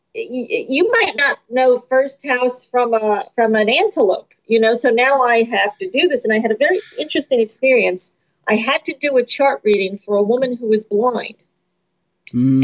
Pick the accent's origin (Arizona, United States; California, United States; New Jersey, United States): New Jersey, United States; I'm from New Jersey